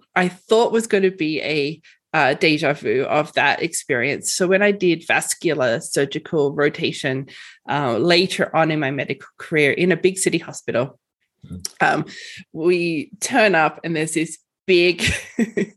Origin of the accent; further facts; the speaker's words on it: Australia; moved away as an adult; now in Edson, Canada; So in Australia, I was straight out of high school into an undergrad program